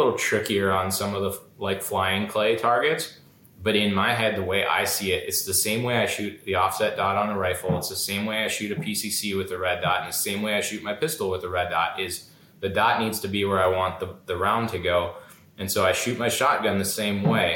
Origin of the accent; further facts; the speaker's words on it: Minnesota, United States; I was born and raised in Minnesota